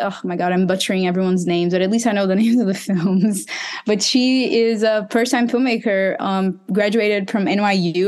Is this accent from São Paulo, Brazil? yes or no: no; Recife, Pernambuco, Brazil; my hometown, Recife